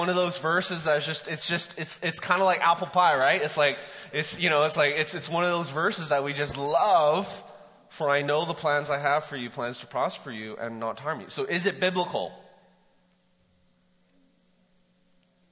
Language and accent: English; Vancouver, British Columbia, Canada; moved away as an adult; now in Mt. Juliet, United States; I grew up in Vancouver.